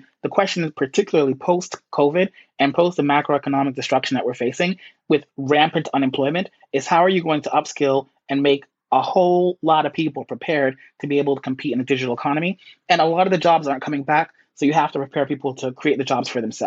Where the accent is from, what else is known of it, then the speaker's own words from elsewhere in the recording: New York City, New York, United States; I grew up in the Bronx